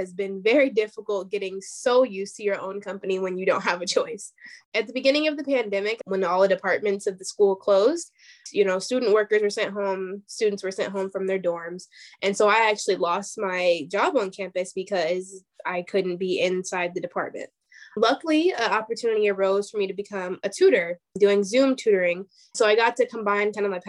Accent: Mulberry Grove, Illinois, United States; moved away as an adult; also born or lived in Chicago, Illinois; now in Mankato, United States; I am from Illinois, actually, in a very small town in Illinois called Mulberry Grove

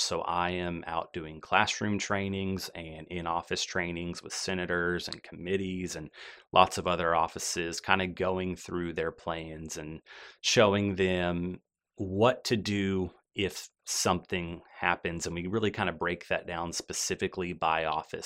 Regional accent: Birmingham, Alabama, United States; also born or lived in Meridian, Mississippi; I grew up here in the Birmingham area

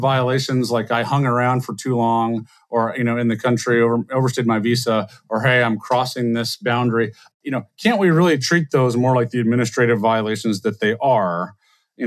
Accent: South Louisiana, United States; I grew up in South Louisiana between an Indian family and a Honduran family

